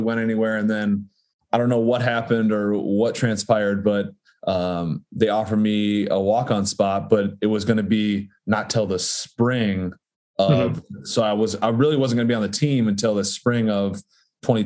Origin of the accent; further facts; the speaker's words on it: Darlington, Wisconsin, United States; I grew up in Darlington, Wisconsin, which is a small school